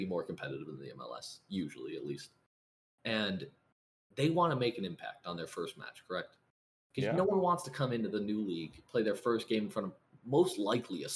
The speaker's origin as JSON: {"language": "English", "country": "United States", "said": "As an American"}